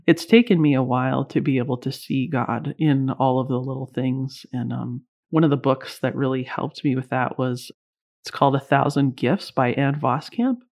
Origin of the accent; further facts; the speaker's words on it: Canada; also born or lived in Vancouver, British Columbia; I'm Canadian